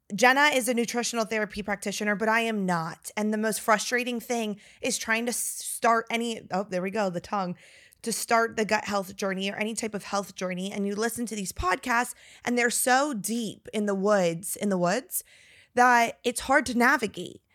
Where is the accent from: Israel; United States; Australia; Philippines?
United States; Northern Virginia; now in Texas, United States; we're from Northern Virginia